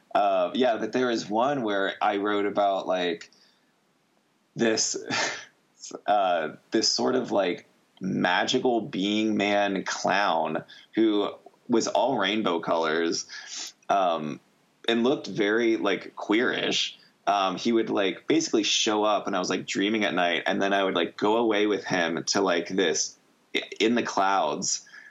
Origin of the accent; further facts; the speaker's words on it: Coral Springs, Florida, United States; growing up in Coral Springs